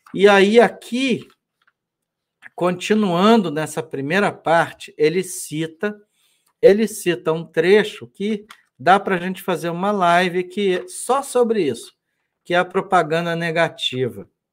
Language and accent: Portuguese; Brazil